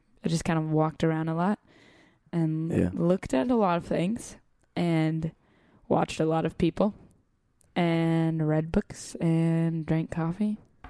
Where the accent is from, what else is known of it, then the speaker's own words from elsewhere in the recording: Los Angeles, California, United States; accent: American; I'm from LA, whatever. And somehow he didn't understand that I still live there, despite my clear American accent